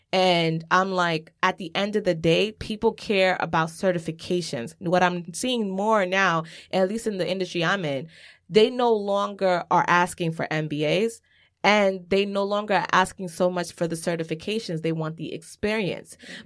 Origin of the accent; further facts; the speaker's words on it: New York City, New York, United States; I grew up in Laurelton. Cambria and Laurelton is changing